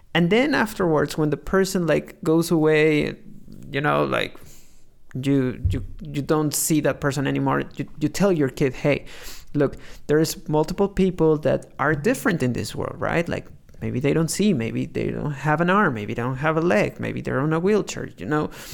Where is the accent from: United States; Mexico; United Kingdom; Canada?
Mexico; growing up in Mexico